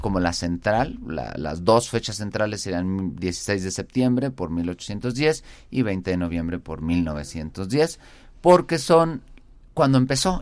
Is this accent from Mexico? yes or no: yes; San Luis Potosí, Mexico